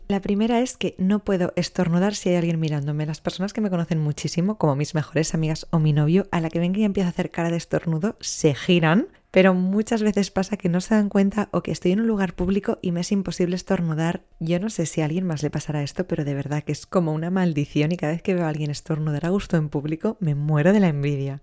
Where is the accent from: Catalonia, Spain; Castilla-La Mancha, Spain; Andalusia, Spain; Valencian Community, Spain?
Catalonia, Spain; Barcelona; soy de Barcelona, tengo 26 años